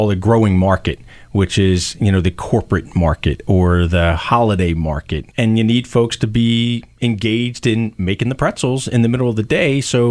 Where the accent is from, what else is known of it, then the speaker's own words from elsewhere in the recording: Philadelphia, Pennsylvania, United States; a kid growing up in West Philadelphia and Overbrook